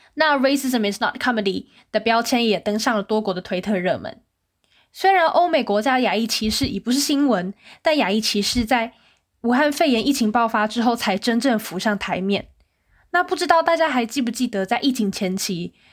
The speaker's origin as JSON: {"language": "Chinese", "country": "Taiwan", "moved": "as an adult", "lives_now": "South Korea", "said": "我们是台湾人"}